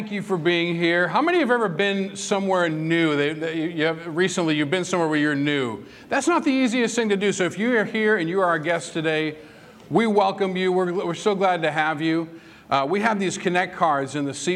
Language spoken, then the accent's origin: English; Whitman, Massachusetts, United States; moved away; I'm from Whitman, Massachusetts